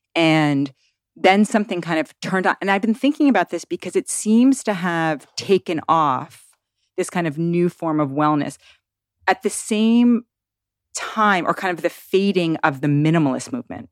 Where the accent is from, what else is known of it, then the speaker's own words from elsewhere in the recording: New York City, New York, United States; now in Tennessee, United States; I grew up in Manhattan and I moved to the woods of Tennessee